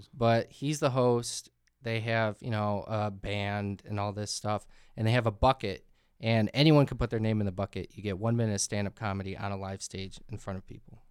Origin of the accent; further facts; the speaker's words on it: Wauconda, Illinois, United States; also born or lived in Chicago, Illinois; after three months of birth, my parents moved out to the suburbs